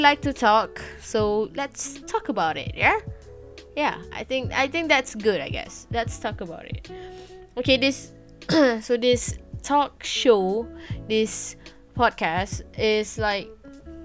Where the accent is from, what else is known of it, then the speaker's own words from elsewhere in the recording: Malaysia; first language Malay; English is a second language; I'm from Malaysia. Yeah, I'm a Malaysian. I'm a Malay actually, and English is not my greatest language